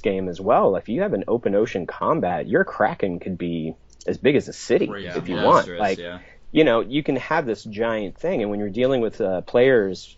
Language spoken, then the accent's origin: English; Kentucky, United States; where I grew up in Kentucky